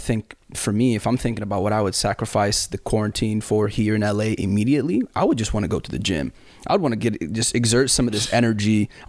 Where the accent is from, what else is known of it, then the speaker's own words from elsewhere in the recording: Sudan; also born or lived in Saudi Arabia; especially when I grew up in Sudan and Saudi Arabia, I would walk around the house or walk around outside barefoot.